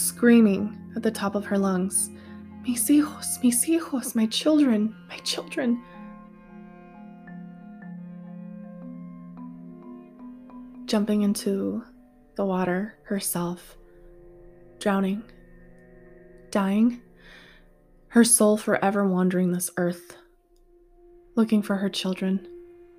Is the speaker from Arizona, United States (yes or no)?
yes; Arizona, United States; here in my home state of Arizona